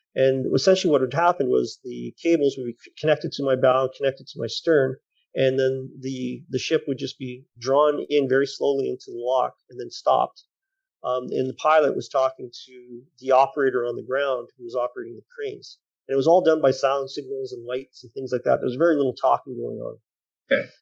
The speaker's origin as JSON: {"language": "English", "country": "Canada", "said": "we are Canadian"}